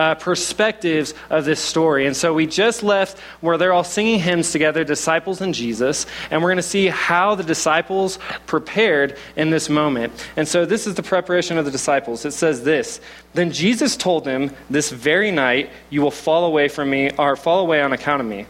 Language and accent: English; Oklahoma, United States; accent: southern; now in Boulder, United States; I'm from Oklahoma, so if I have a little bit of a southern accent, that's what it is